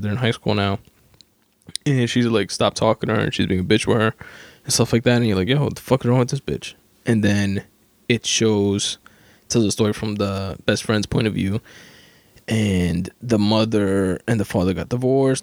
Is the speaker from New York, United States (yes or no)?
yes; New York, United States; I'm from New York.